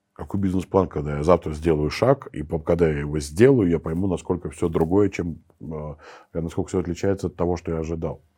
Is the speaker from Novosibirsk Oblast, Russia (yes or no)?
no; Saint Petersburg, Russia; moved away as an adult; also born or lived in Moscow; я сам питерский